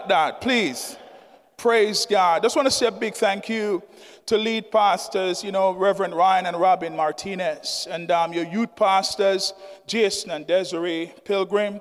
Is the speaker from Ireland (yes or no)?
no; Jamaica; now in Sussex County, United States; I'm from Jamaica.